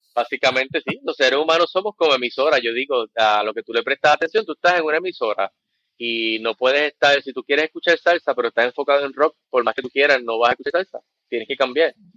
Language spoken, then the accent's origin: Spanish; Ponce, Puerto Rico; also born or lived in United States; yo soy de la otra, soy de Ponce. Eh, nací en el 77, no me voy a ir muy al pasado, básicamente nací en el 77, me crié aquí